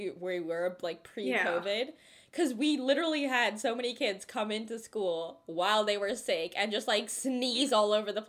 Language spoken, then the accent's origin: English; Cupertino, California, United States; first language Telugu; We're from Cupertino, right? We've been around Apple campuses. Yeah, we live there